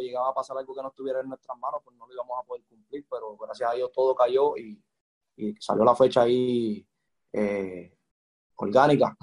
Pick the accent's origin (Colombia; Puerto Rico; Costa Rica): Puerto Rico; Carolina; yo soy de Carolina, nacido y criado